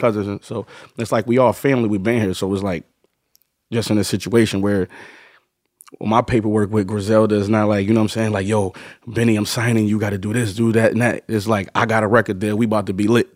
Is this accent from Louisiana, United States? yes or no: no; Buffalo, New York, United States; moved away; growing up in Buffalo